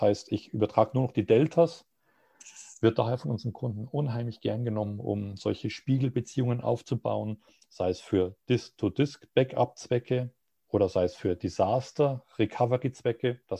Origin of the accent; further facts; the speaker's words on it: Munich, Bavaria, Germany; als Münchner werde ich dann vermutlich Frankfurt nehmen